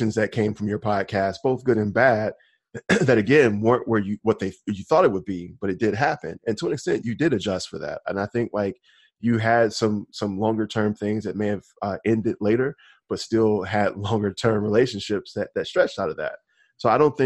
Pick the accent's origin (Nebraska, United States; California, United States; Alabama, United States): Alabama, United States; No, actually, I'm from Alabama.